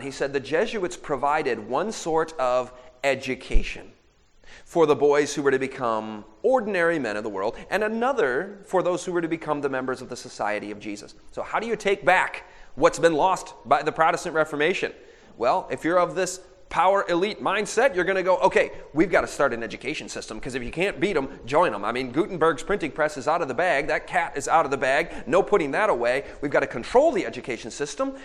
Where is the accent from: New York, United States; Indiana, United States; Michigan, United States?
Michigan, United States; I'm from Michigan